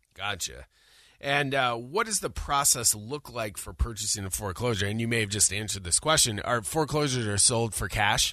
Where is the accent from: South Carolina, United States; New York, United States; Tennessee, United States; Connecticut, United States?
New York, United States; Syracuse; I'm from Syracuse, New York